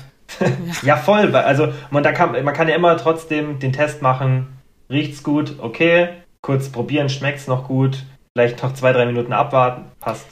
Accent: Germany; bei uns in Deutschland

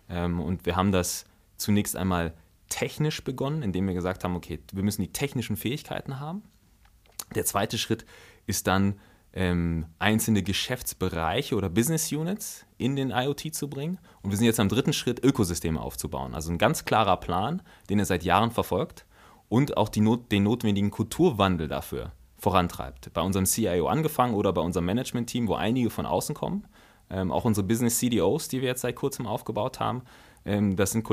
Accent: Germany; also born or lived in Togo; dann war die Entscheidung, dass wir äh, nach Deutschland gehen.

